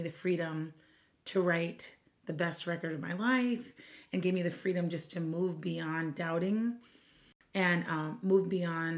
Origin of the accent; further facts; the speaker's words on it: Minneapolis, Minnesota, United States; I'm from Minneapolis, Minnesota